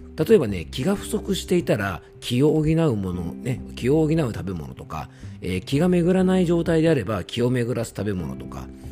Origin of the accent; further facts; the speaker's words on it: Koshu dialect home area, Yamanashi, Japan; accent: Koshu dialect; 地元の方言ですね、公衆弁